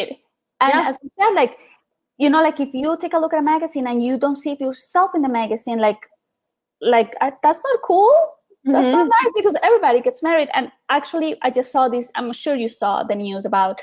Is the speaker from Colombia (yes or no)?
yes; Bogotá, Colombia; now in United States; I grew up in Colombia, in Bogota, to be exact